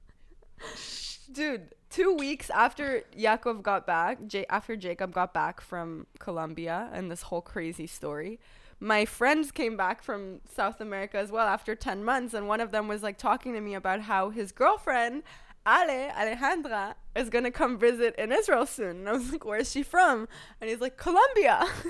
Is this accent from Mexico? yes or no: no; Thailand; moved away; we grew up in Thailand together as kids